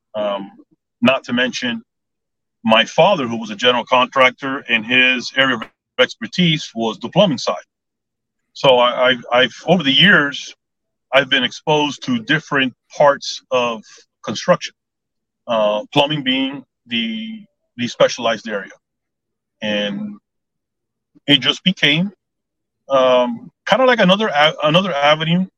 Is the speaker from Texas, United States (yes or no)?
no; Southwest Dade County, Florida, United States; also born or lived in Cooper City, Florida; I was born and raised in Southwest uh, Dade County, uh, so I'm a native Floridian